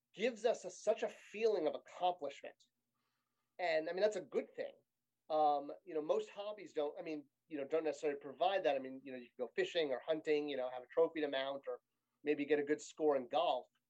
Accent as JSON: {"language": "English", "region": "Connecticut", "country": "United States", "tie": "born or raised there", "said": "I grew up in Connecticut"}